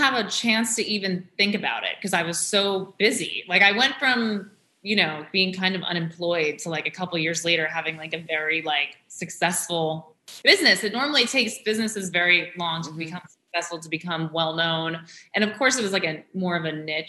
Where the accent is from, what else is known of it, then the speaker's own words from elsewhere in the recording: New York City, New York, United States; growing up in New York